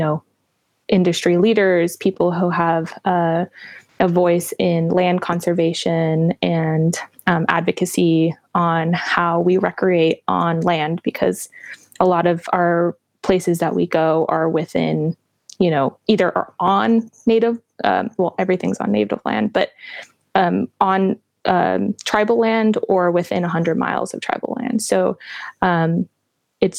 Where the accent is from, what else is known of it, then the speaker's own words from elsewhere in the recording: Flagstaff, Arizona, United States; also born or lived in Navajo Reservation, Arizona; I was born in Flagstaff, Arizona, which is in northern part of the state